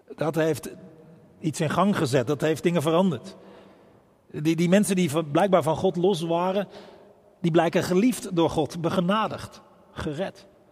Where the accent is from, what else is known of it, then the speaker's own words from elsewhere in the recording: Bergambacht, South Holland, Netherlands; now in Rotterdam, Netherlands; een eenvoudige boerenjongen uit Bergambacht